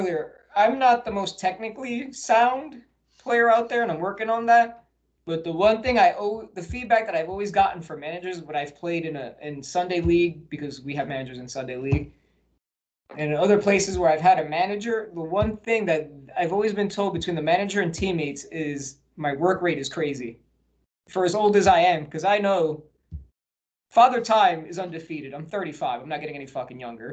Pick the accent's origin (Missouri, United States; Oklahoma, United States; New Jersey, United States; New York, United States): New Jersey, United States; also born or lived in Colorado; now in San Diego, United States; when I lived in New Jersey, shout out to my home state, Jersey